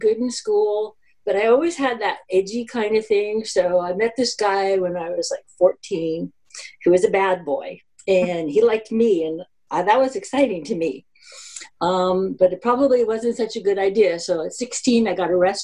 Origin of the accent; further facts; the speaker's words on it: New Jersey, United States; I'm a kid from New Jersey, born upper middle class suburbia, it's a very small town